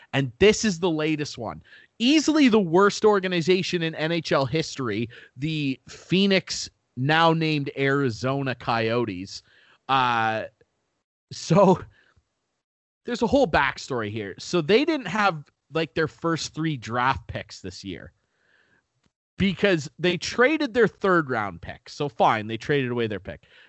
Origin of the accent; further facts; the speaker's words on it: Canada; I love being Canadian.